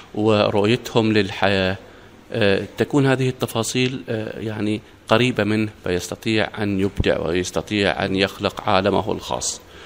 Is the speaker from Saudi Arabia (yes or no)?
no; Oman; نحن كعمانيين